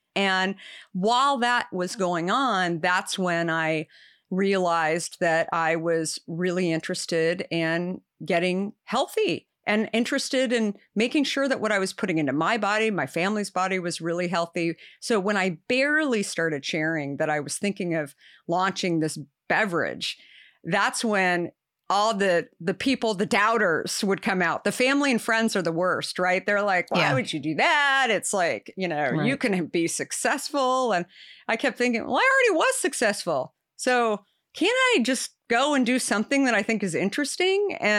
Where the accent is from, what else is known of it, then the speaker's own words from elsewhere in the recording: Arizona, United States; I grew up in Arizona.